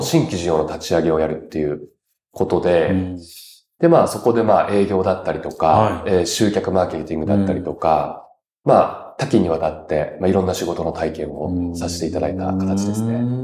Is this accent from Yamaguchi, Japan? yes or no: no; Yamato, Kanagawa, Japan; also born or lived in Tsurumi Ward, Yokohama, Kanagawa; 育ちが神奈川県の大和市になります。